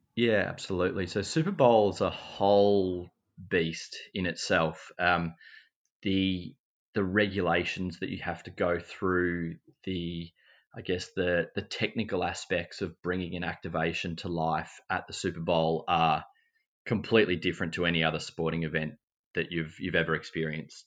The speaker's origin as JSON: {"language": "English", "town": "Mansfield", "region": "Victoria", "country": "Australia", "tie": "born or raised there", "said": "I grew up in Mansfield, in country Victoria"}